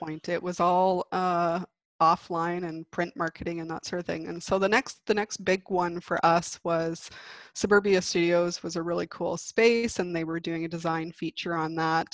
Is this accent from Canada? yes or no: yes; Victoria, British Columbia, Canada; also born or lived in Vancouver / Calgary / New York; I grew up in Victoria